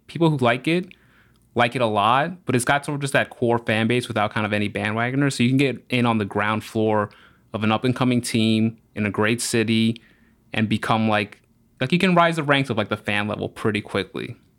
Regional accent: New Orleans, Louisiana, United States; also born or lived in Rhode Island / Peru; I was born in Rhode Island, lived in Peru for two years, and then moved to New Orleans, and that's where I grew up

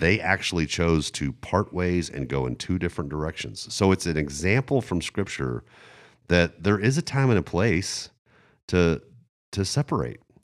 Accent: Germany; moved away; I grew up in Germany

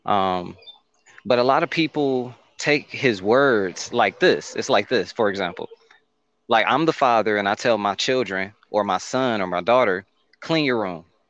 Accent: Detroit, Michigan, United States; moved away; I'm from Detroit, Michigan, originally

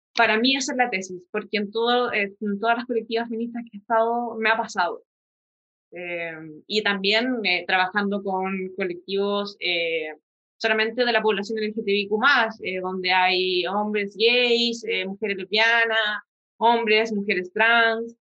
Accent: San Javier, Maule, Chile; also born or lived in Talca; yo me crié en San Javier, que es un pueblo chico, infierno grande

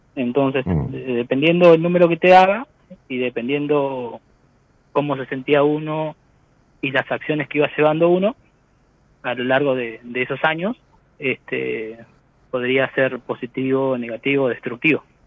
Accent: Santa Cruz, Argentina; Soy de la Cera Santa Cruz

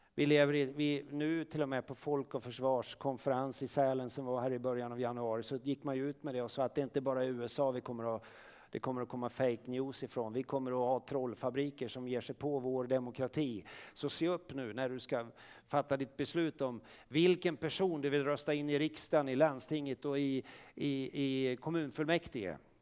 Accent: Sweden; som svenskar, vi är födda här

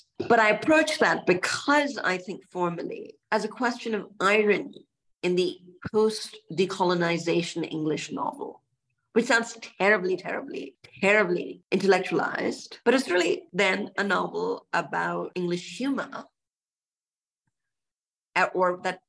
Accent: Karachi, Sindh, Pakistan; also born or lived in Singapore; All before I ever set foot in the US. I grew up in Karachi in Singapore.

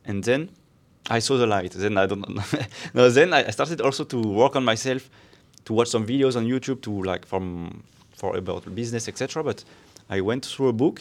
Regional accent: France; moved away as an adult; now in Barcelona, Spain; I'm from France, but, uh, I'm also Spanish now

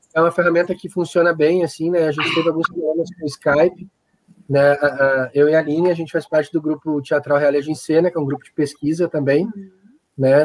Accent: Guaíba, Rio Grande do Sul, Brazil; moved away as an adult; also born or lived in Florianópolis; eu sou daqui, né, e tinha minha família aqui, a gente migrou para cá

